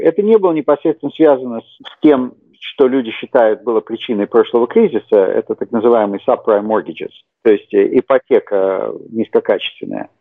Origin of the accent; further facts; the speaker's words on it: Saint Petersburg, Russia; moved away as an adult; now in United States; Я родился в Советском Союзе, как я думаю, многие слушатели. Вырос в городе Ленинграде